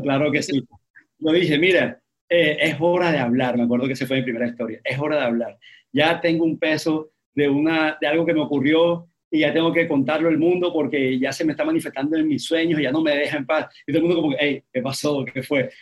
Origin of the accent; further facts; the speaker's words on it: Barranquilla, Atlántico, Colombia; yo soy barranquillero